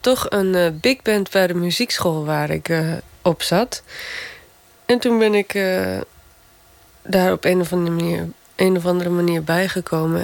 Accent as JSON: {"language": "Dutch", "area": "Gaasterland", "region": "Friesland", "country": "Netherlands", "moved": "yes", "said": "Gaasterland, waar ik vandaan kom."}